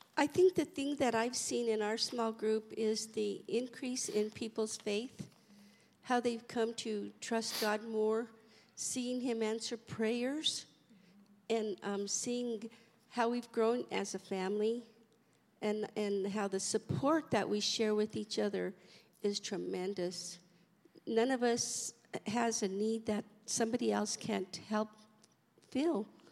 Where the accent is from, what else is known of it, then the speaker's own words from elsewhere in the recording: Colorado, United States; moved away; We're from Colorado, so we really don't have a family out here